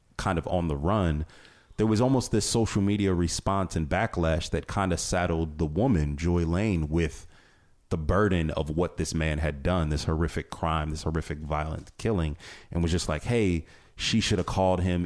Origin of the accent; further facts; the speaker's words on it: Northeast Ohio, United States; I'm originally from this area. I'm born and raised in Northeast Ohio